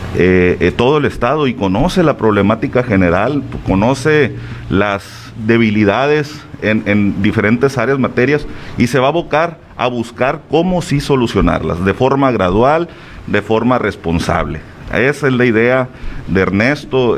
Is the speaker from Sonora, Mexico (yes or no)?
yes; Huatabampo, Sonora, Mexico; now in Navojoa, Mexico; Yo soy oriundo de Chojoa, soy del Bacame, Ah, pero ya tengo algunos años viviendo aquí